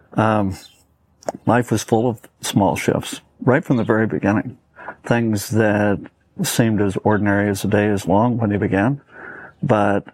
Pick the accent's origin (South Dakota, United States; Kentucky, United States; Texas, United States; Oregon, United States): Oregon, United States; Portland; also born or lived in Los Angeles, California; my father took a job in Portland, Oregon, teaching in college. And so we moved to Portland, Oregon